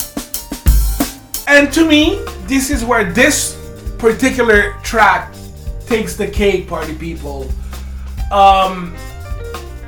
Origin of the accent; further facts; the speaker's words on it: Canada; We grew up in Canada